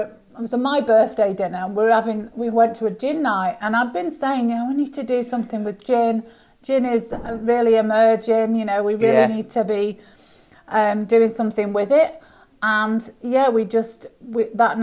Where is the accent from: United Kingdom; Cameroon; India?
United Kingdom; moved away as an adult; now in Australia; as you can hear by my accent, I'm from the UK originally